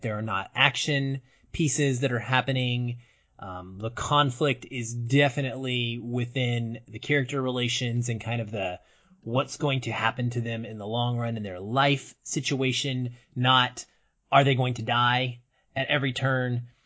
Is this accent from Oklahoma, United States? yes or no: no; Arkansas, United States; growing up in Arkansas, in some of the smaller towns I lived in when I was really young